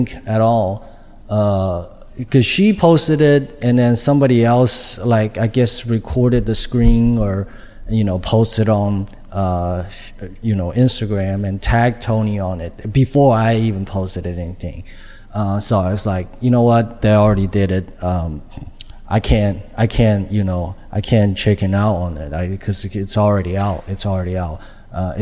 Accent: China; English is a second language; moved away as an adult; now in United States; I am an immigrant from China. I came here to do, you know, to go to college, to get a job

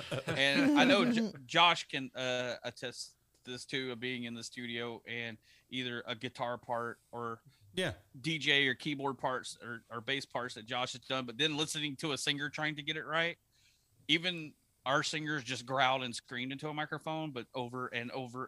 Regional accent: the South, United States; Yeah, which growing up in the South, you've heard that term quite a bit.

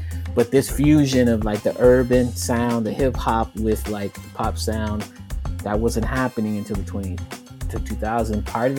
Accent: Texas, United States; Growing up in Texas, I heard all the sounds of Latin music

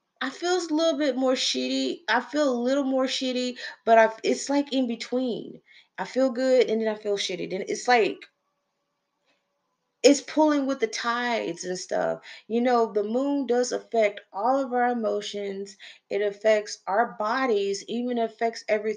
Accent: Texas, United States; I'm from Texas

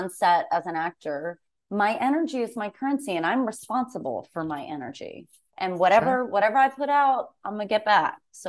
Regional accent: Massachusetts, United States; I'm from Massachusetts.

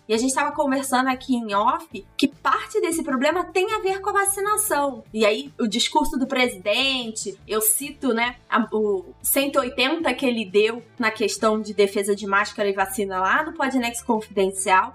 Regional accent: Petrópolis, Rio de Janeiro, Brazil; cidade onde eu nasci, apesar de eu negar veementemente, Petrópolis

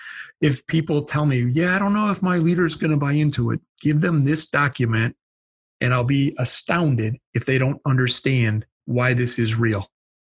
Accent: Midwest, United States; I'm from the Midwest. I can use that word.

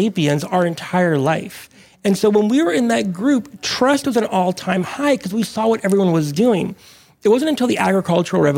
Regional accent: Monterey, California, United States; also born or lived in Mexico; I was born in Mexico, but grew up kind of tide pooling in Monterey in Northern California where I was raised

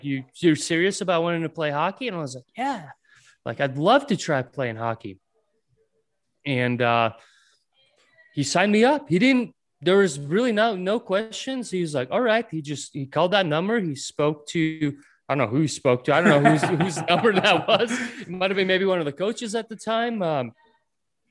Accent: Ventspils, Latvia; first language Latvian; English is a second language; moved away; I was born in Latvia in a city called Ventspils. At that time growing up, we didn't have an ice rink

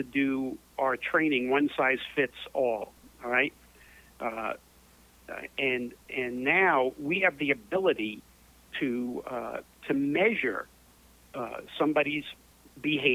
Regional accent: New York City, New York, United States; Born and raised in New York City, in the Chelsea section of New York

